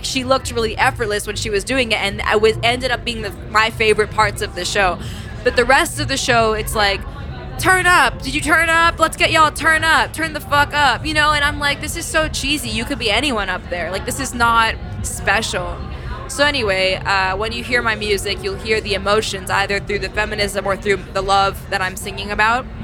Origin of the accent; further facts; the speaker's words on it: New York City, New York, United States; I grew up in New York City